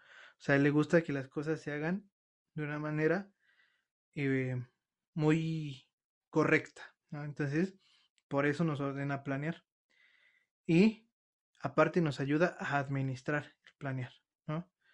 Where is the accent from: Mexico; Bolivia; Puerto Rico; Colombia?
Mexico; nosotros como mexicanos